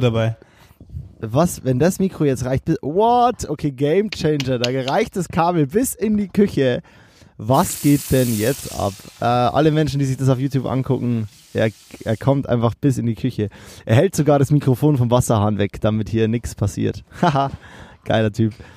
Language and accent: German; Kelheim, Bavaria, Germany; ich komme ja aus Kehlheim